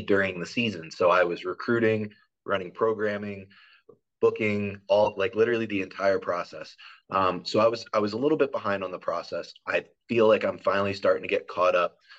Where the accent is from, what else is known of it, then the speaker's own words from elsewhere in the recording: East Coast, United States; moved away as an adult; now in Nebraska, United States; I'm originally from the East Coast.